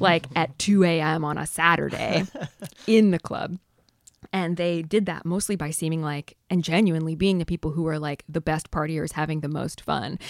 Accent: north of San Diego, California, United States; I grew up in San Diego in a sort of surf hamlet north of San Diego

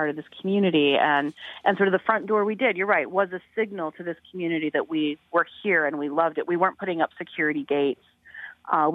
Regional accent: Colorado, United States; moved away; also born or lived in Denver; when I was living back in Denver, and I'm from Colorado originally

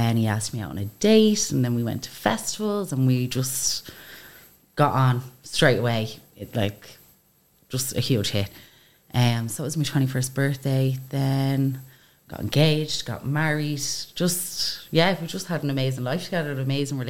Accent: Baldoyle, Leinster, Ireland; We grew up in Baldoyle, small town.

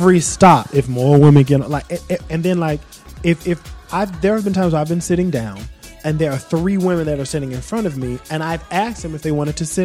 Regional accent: the South, United States; now in New York, United States; I'm Southern

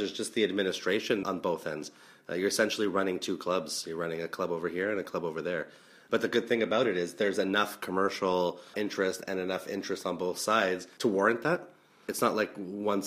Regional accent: Canada; as a Canadian

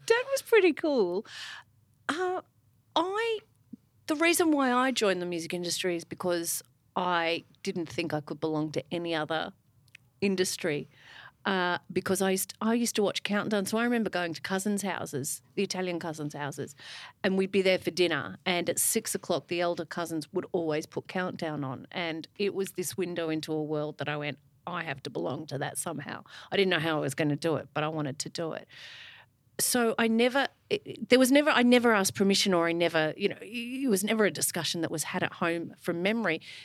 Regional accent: Melbourne, Victoria, Australia; I went to Ivanhoe Girls

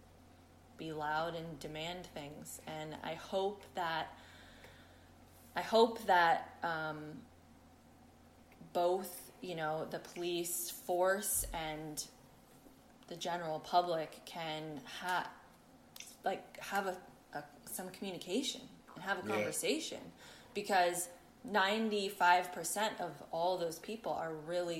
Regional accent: San Francisco, California, United States; moved away as an adult; also born or lived in Oakland / Berkeley; now in United Kingdom; I grew up in San Francisco and then in Oakland and Berkeley

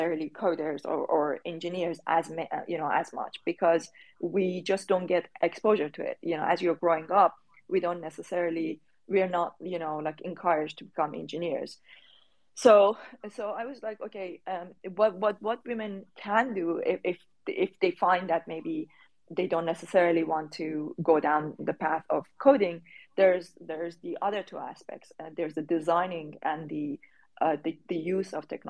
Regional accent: Tehran, Tehran Province, Iran; English is a second language; moved away; I was born during the Iran-Iraq war, in a very underprivileged area of Tehran

